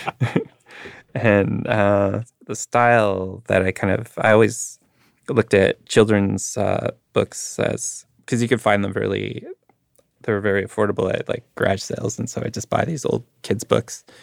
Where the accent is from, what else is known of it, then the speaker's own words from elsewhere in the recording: Winnipeg, Manitoba, Canada; growing up in Winnipeg